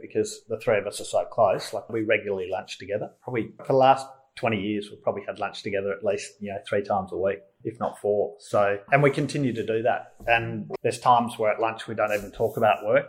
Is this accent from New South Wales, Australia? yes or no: no; Melbourne, Victoria, Australia; I grew up in Melbourne, nearby in the southeastern suburbs, and um, yeah, so I'm a very Melbourne person. I grew up in Malvern